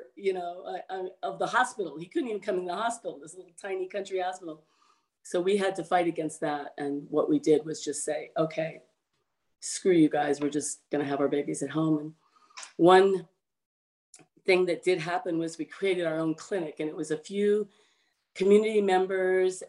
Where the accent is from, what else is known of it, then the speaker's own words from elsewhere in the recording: Southern California, United States; moved away as an adult; also born or lived in Humboldt County, California; now in Northern California, United States; where I grew up in Southern California